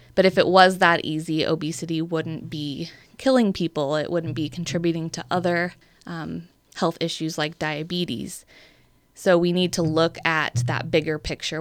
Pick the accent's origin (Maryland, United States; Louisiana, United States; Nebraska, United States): Nebraska, United States; Bellevue; also born or lived in Omaha, Nebraska / Council Bluffs, Iowa; I grew up in Bellevue, Nebraska.